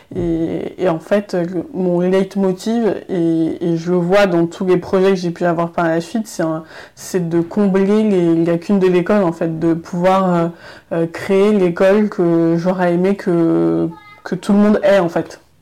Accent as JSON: {"language": "French", "town": "Noisy-le-Grand", "region": "Île-de-France", "country": "France", "tie": "born or raised there", "also_born_or_lived": "Paris"}